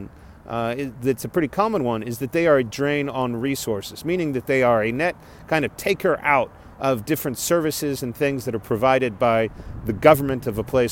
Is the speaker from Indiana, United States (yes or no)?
no; South Texas, United States; moved away as an adult; Growing up in South Texas